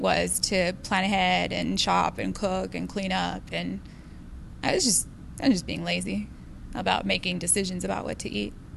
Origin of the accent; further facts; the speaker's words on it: Del Rio, Texas, United States; I was born in Del Rio, Texas, on the border